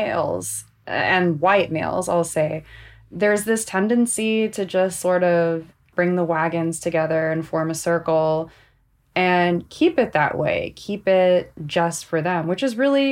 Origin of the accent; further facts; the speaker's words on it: Southern California, United States; I grew up here in Southern California